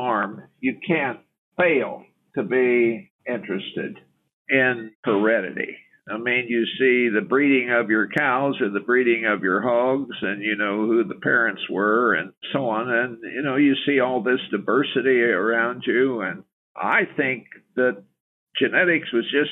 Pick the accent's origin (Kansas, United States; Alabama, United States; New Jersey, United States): Kansas, United States; Topeka; I grew up in the Kansas River Valley near Topeka.